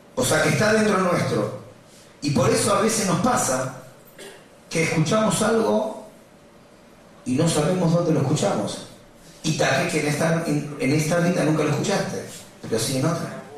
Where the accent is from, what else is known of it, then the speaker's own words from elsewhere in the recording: Buenos Aires, Argentina; Yo cuando nací, de chiquito, vivía en Villa Crespo y venía al club de Maccabi en Tucumán